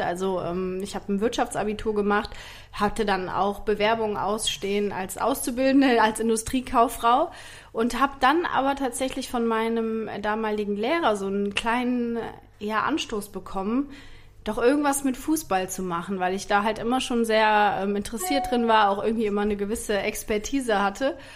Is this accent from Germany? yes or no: yes; Rhineland, Germany; accent: Rhenish dialect; ich hatte so einen richtigen, oder habe ich immer noch, einen rheinischen Dialekt